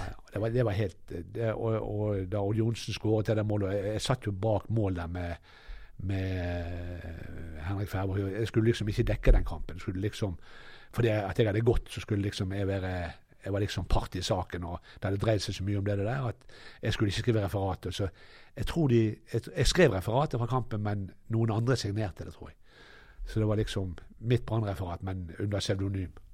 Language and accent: Norwegian; Norway; also born or lived in United States; Vi kom jo fra Amerika, jeg har amerikansk far, og min mor kom her og gifte seg igjen